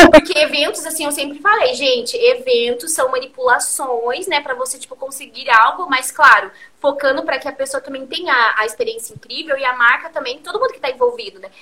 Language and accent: Portuguese; Curitiba, Paraná, Brazil; eu sou de Curitiba